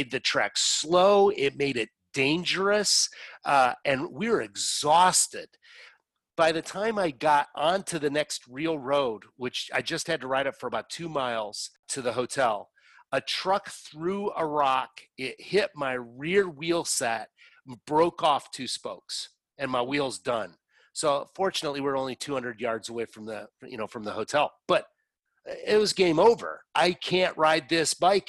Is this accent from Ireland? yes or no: no; Canada; moved away; I'm a Canadian, but I don't live in Canada